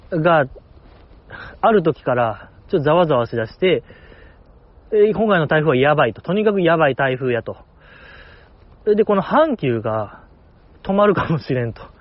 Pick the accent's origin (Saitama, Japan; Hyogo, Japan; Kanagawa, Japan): Hyogo, Japan; Kobe; born there; moved away as an adult; その神戸を離れなあかんから、や最後にやりたいことはないですかみたいな聞かれて、私はその、やっぱ神戸で生まれたからには、神戸の中華街をチャイナ服着て食べ歩きしたいっていうね